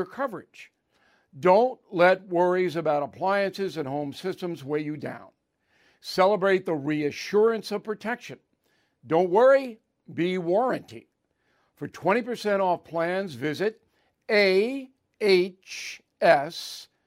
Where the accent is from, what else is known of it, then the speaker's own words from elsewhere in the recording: New York City, New York, United States; In my hometown